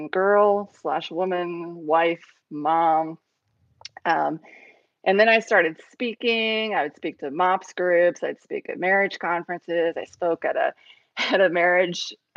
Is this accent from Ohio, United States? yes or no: yes; Ohio, United States; moved away as an adult; also born or lived in Cambodia; now in South Carolina, United States; We're from Ohio. We moved to South Carolina